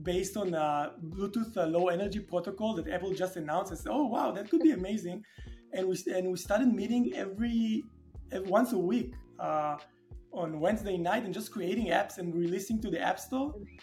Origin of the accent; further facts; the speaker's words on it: Tel Aviv, Tel Aviv District, Israel; I was born and raised and lived in Tel Aviv most of my life